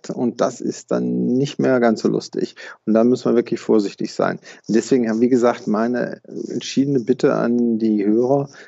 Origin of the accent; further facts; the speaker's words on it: Rhineland, Germany; born there; Also da würde ich als äh, Rheinländer oder gebürtiger Rheinländer sagen, jeder Jeck ist anders.